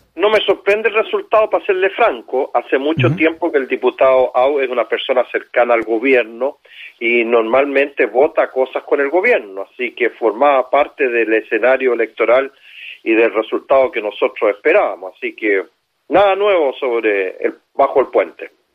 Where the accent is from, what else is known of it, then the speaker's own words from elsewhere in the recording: Chile; Yo siento como chileno vergüenza